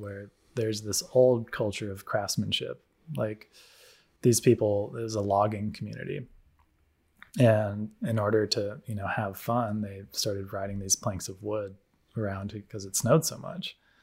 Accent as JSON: {"language": "English", "country": "United States", "tie": "born or raised there", "moved": "yes", "said": "growing up in the States"}